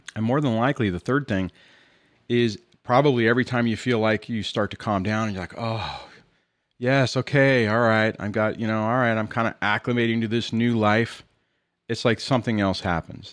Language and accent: English; Southern California, United States; I'm from California, in Southern California.